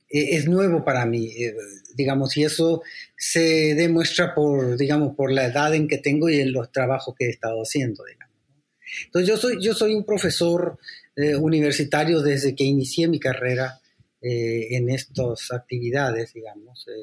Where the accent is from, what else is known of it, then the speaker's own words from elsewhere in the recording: San Salvador, El Salvador; born there; yo soy también salvadoreño, porque yo nací en San Salvador.